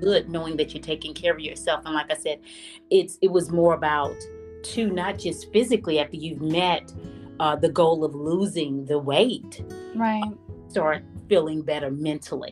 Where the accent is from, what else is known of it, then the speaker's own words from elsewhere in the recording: Mississippi, United States; moved away as an adult; now in Northern Virginia, United States; I'm originally from Mississippi, and I've lived here 25 years